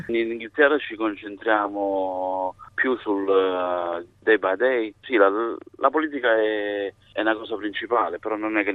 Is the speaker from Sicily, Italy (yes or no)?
no; Naples, Campania, Italy; now in Manchester, United Kingdom; io sono napoletano di origine